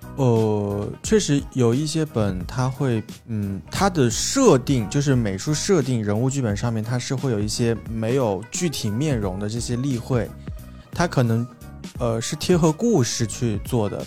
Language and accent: Chinese; Changsha, Hunan, China; 我也是长沙人嘛